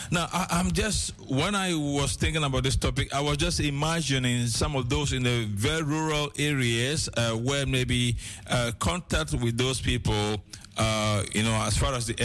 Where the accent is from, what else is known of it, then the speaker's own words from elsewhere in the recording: Ghana; moved away; am from Ghana originally, by the way.